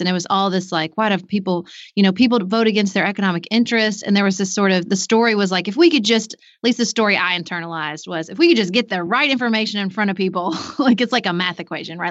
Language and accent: English; United States; as an American